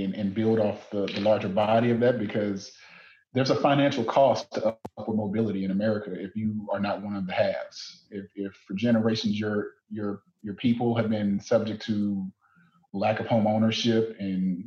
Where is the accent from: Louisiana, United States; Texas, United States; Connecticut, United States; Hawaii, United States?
Louisiana, United States; Southern; moved away as an adult; also born or lived in Ames, Iowa; I'm from Southern Louisiana